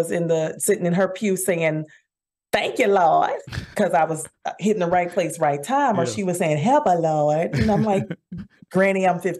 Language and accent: English; Dallas, Texas, United States; I'm born and raised in Dallas. Oak Cliff, baby. That's my hood.